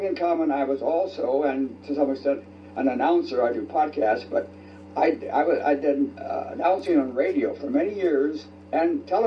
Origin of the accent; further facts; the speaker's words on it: Chicago, Illinois, United States; also born or lived in Warsaw, Indiana; I'm from Chicago